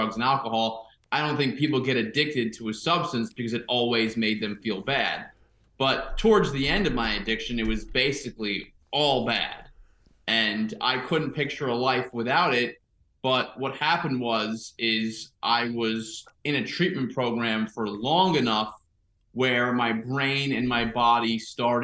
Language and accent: English; Suffern, New York, United States; also born or lived in California; I grew up in Rockland County, New York, in Suffern, which is like 30 minutes north of New York City